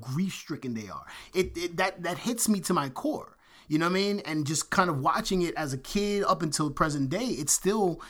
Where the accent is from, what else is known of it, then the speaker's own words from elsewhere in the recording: United States; as an American